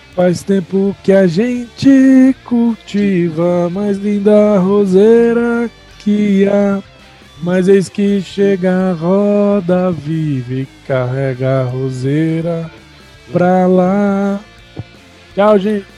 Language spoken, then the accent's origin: Portuguese; São Paulo, Brazil; eu sou paulistano